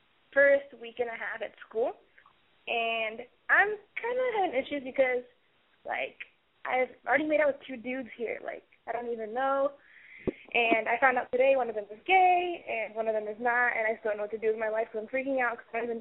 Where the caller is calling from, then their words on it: Chicago, Illinois, United States; Hi, Alexi. … I'm from Chicago, and I'm 18 years old.